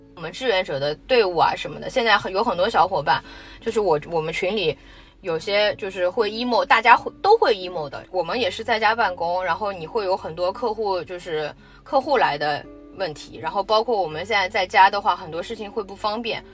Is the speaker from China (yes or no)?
yes; Shanghai, China; 我们还是土生土长的上海人